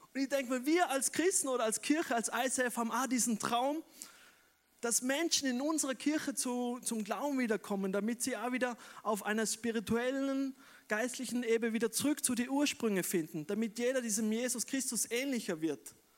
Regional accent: Wolfurt, Vorarlberg, Austria; moved away as an adult; also born or lived in Bregenz; now in Vienna, Austria; ich bin eigentlich ein gebürtiger Prägerzeug, bin in Wolfurt aufgewachsen, aber ich lebe schon seit 15 Jahren in Wien

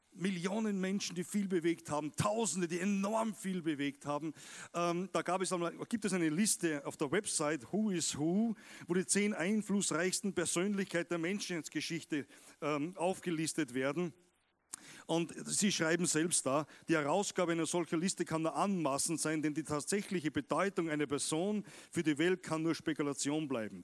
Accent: Austria; Wir Österreicher

